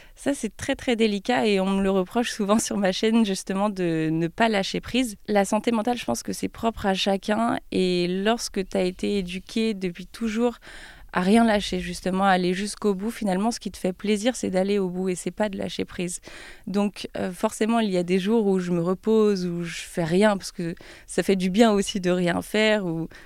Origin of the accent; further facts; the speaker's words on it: Troyes, Grand Est, France; moved away as an adult; also born or lived in Paris; now in Lyon, France; dans ma ville natale, à Troyes, j'ai été élève euh, pendant dix ans à l'école des beaux-arts